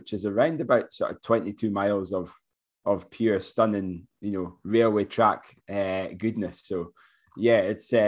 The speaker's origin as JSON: {"language": "English", "town": "Forres", "region": "Scotland", "country": "United Kingdom", "tie": "born or raised there", "said": "Forres, which is my hometown."}